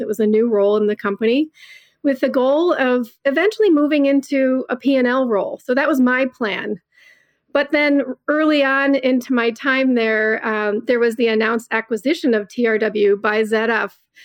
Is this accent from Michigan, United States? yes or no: yes; Southeast Michigan, United States; I was born and raised in Southeast Michigan